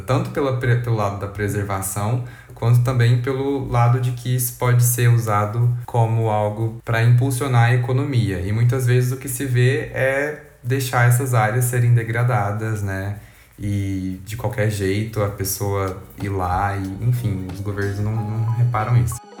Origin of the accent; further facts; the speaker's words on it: Uberlândia, Minas Gerais, Brazil; nós somos de Uberlândia, Minas Gerais, que fica no Triângulo Mineiro